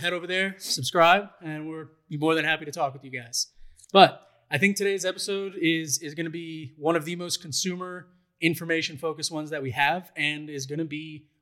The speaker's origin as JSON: {"language": "English", "region": "North Carolina", "country": "United States", "tie": "born or raised there", "also_born_or_lived": "New York", "moved": "yes", "lives_now": "Colorado, United States", "said": "I am originally from New York, but I grew up most of my time in North Carolina"}